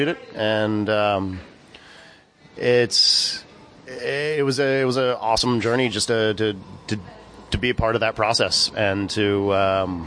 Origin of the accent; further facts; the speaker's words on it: Shenandoah Valley, Virginia, United States; also born or lived in New York City; now in Sullivan County, United States; my hometown in Virginia, in the Shenandoah Valley